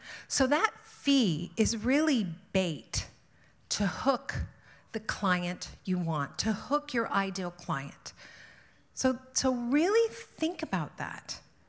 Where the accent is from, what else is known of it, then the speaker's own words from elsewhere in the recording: Ontario, Canada; I am from the Niagara region. And so I'm not, you know, it's not like we have great necks in Niagara.